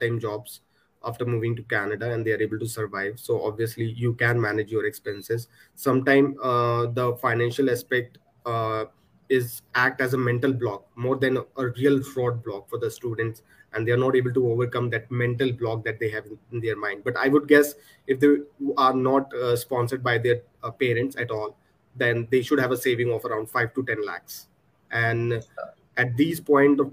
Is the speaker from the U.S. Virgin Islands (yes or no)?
no; Punjab, India; I'm from Punjab, born and brought up here.